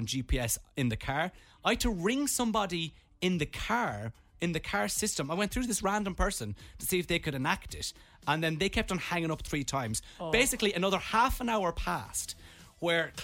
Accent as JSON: {"language": "English", "country": "Ireland", "said": "We're from Ireland."}